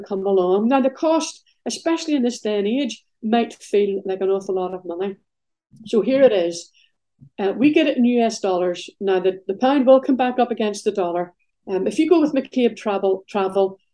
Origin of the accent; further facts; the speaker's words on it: Belfast, Northern Ireland, United Kingdom; I grew up in Belfast